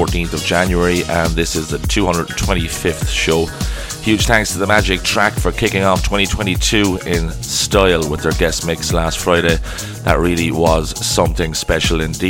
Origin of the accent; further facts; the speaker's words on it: Waterford, Munster, Ireland; my hometown of Waterford